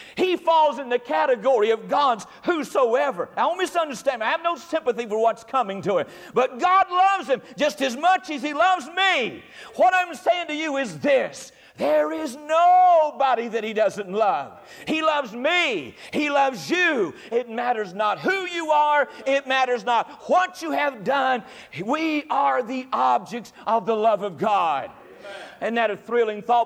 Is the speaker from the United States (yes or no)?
yes; North Carolina, United States; I'm from North Carolina